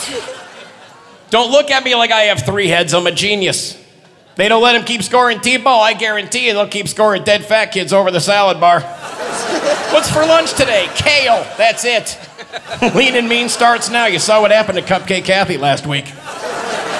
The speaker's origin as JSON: {"language": "English", "town": "Detroit", "region": "Michigan", "country": "United States", "also_born_or_lived": "Florida", "moved": "yes", "said": "I'm from Detroit originally, and I lived in Florida for 12 years."}